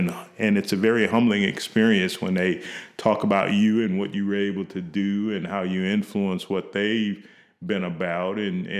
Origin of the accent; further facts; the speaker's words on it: Kankakee, Illinois, United States; Probably very early on, because in my neighborhood that I grew up in Kankakee, Illinois, most of the individuals that were influential in my life were teachers.